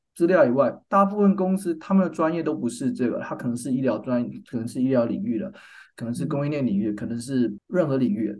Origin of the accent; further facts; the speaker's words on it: Taiwan; moved away as an adult; also born or lived in North Carolina, United States; now in San Diego, United States; 我的背景是我在台湾出生长大 我在台湾念到大学毕业，我是交大，交通大学工业工程系毕业的